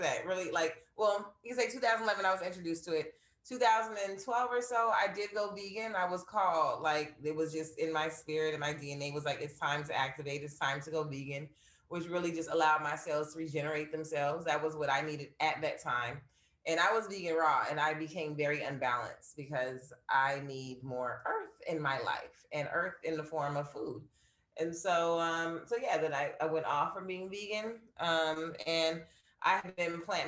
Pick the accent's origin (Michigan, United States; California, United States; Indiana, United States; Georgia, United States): California, United States; Los Angeles; Born and raised in California, like 3 generations here. So I literally am a unicorn in California, or Los Angeles, I should say.